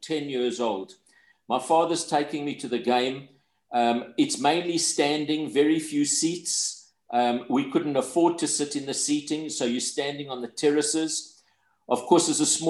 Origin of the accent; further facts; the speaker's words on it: Johannesburg, Gauteng, South Africa; accent: broad South African; also born or lived in London; I live in Johannesburg, where I've lived for most of my life, and you can hear the broad South African accent. But believe it or not, I was born in London, but my parents left when I was very young, just a couple of years of age.